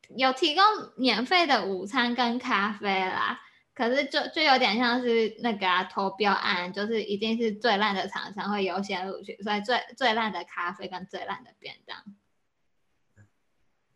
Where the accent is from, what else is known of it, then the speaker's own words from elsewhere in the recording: Taiwan; moved away as an adult; also born or lived in United States; 像我就是现在就在台湾工作